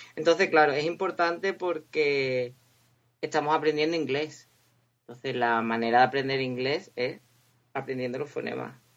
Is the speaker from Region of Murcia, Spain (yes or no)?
no; Cádiz, Andalusia, Spain; moved away as an adult; also born or lived in Huelva; now in Windsor, United Kingdom; soy de Cádiz y estudié en la Universidad de Huelva y hace como cinco años me vine a vivir a Inglaterra